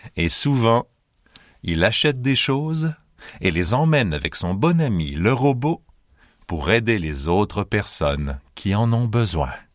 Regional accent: Montreal, Quebec, Canada; je viens de Montréal, au Canada

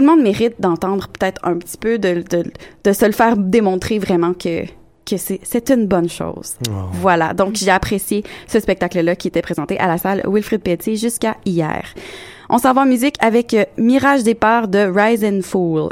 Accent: Quebec City, Quebec, Canada; je suis bien de Québec

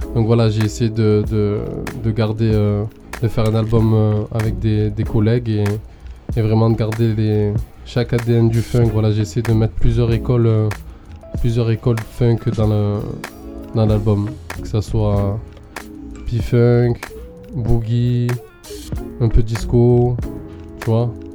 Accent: Marseille, Provence-Alpes-Côte d'Azur, France; je viens d'ici, je suis un français, je suis de Marseille

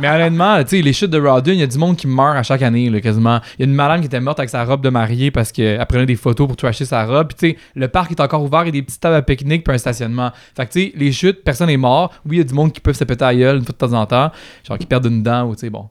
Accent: Quebec, Canada; je suis blanc, je suis québécois, je suis francophone

